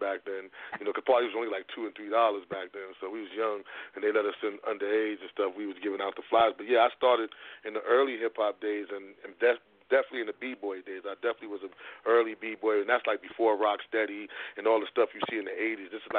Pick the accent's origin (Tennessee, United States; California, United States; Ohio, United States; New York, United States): New York, United States; New York City; I was born and raised on the Spanish side of Harlem, Spanish Harlem, and my family lived in Harlem all our lives